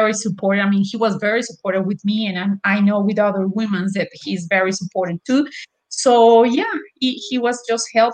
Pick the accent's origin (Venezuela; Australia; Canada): Venezuela; English is a second language; also born or lived in Mexico City, Mexico; I born in Mexico City. I grew up in Venezuela, so I live in Venezuela for more than 30 years